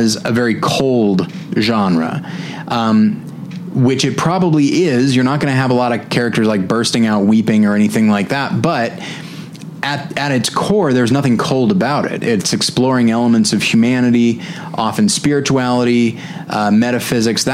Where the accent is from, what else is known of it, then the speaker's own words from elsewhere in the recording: United States; I'm an American, so I say